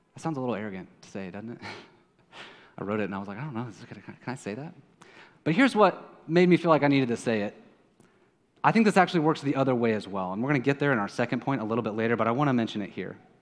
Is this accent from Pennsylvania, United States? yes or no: no; Kansas City, Missouri, United States; now in San Juan, Puerto Rico; I am from Kansas City.